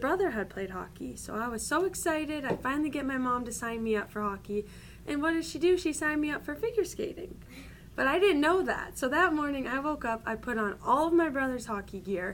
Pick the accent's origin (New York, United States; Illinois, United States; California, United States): Illinois, United States; Downers Grove; moved away; I'm from Downers Grove. My family, we still live here